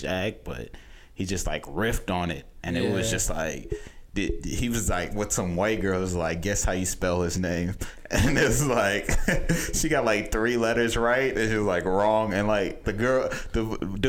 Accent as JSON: {"language": "English", "town": "Houston", "region": "Texas", "country": "United States", "moved": "as an adult", "lives_now": "New York, United States", "said": "I'm from Houston"}